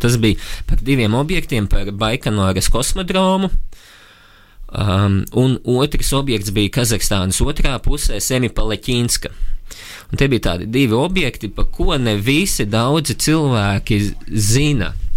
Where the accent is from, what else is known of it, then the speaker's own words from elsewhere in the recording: Latvia; augot uh, Latvijā, brīvā zemē